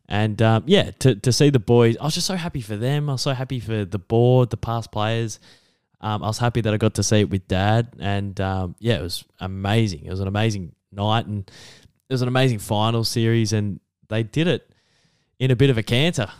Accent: Geelong, Victoria, Australia; my hometown

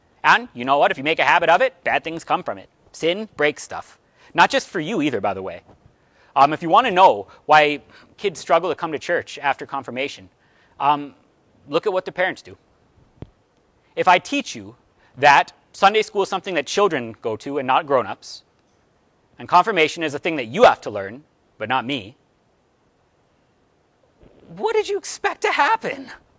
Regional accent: Cleveland, Ohio, United States; born there; I was born in Cleveland. I was raised a Browns fan.

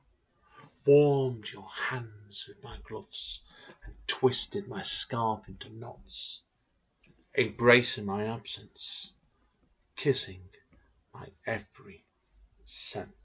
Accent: Manchester, North West England, United Kingdom; I am born and bred in the Manchester area of the United Kingdom

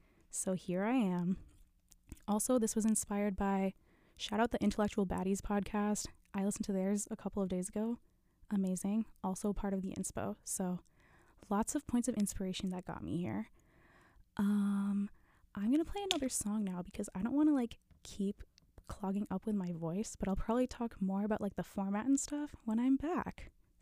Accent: Brookfield, Wisconsin, United States; I'm from Brookfield, Wisconsin, so like 20 minutes from Marquette.

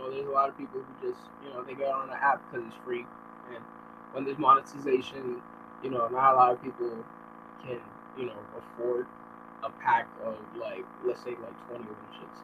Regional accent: New York City, New York, United States; I'm from New York City, particularly Manhattan. And, Washington Heights. Uptown.

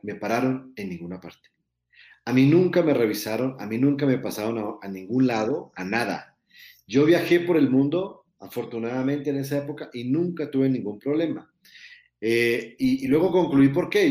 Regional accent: Colombia; moved away as an adult; now in Mexico; yo soy colombiano viviendo en México hace muchos años

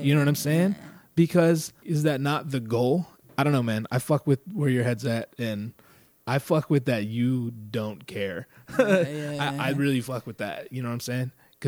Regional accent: California, United States; So like I grew up in Northern California in like the sticks.

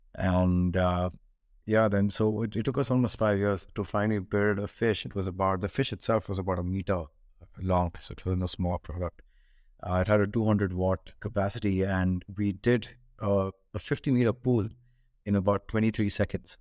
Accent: Bangalore, Karnataka, India; moved away as an adult; also born or lived in Hong Kong; I grew up in India, in Bangalore

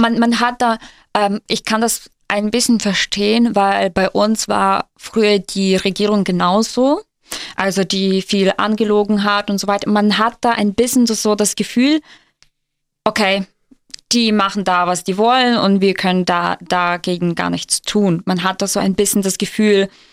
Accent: Ukraine; German is a second language; moved away as an adult; bei uns in der Ukraine

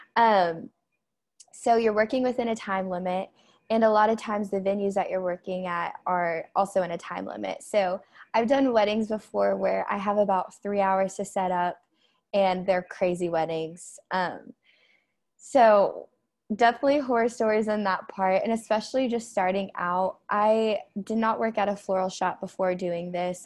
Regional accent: Tulsa, Oklahoma, United States; I'm from Tulsa, Oklahoma

